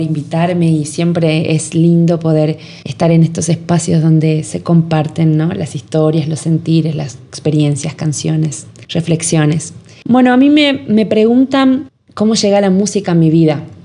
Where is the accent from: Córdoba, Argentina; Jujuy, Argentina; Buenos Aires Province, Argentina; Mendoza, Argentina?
Jujuy, Argentina; San Salvador de Jujuy; yo soy nacida en San Salvador de Jujuy, en la ciudad de Jujuy, la capital